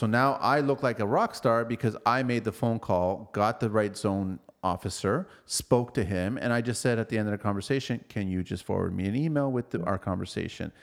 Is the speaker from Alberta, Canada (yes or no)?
no; Toronto, Ontario, Canada; we're from Toronto